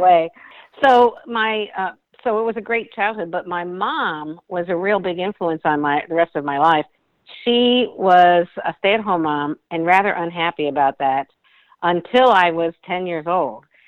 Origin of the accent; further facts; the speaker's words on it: suburbs of Chicago, Illinois, United States; I grew up in the Midwest. I'm a Midwestern girl, and my whole background was suburbs of Chicago